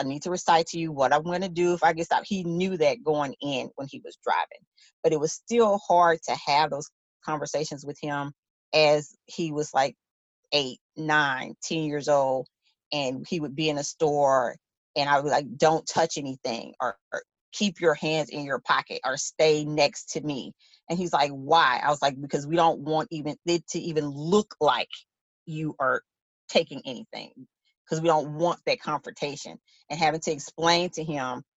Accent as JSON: {"language": "English", "town": "Shreveport", "region": "Louisiana", "country": "United States", "tie": "born or raised there", "said": "my hometown newspaper, the Shreveport Times"}